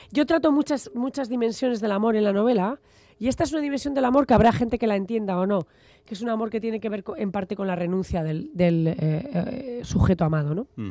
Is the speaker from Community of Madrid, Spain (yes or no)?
no; Logroño, La Rioja, Spain; also born or lived in Bilbao; yo nací en Logroño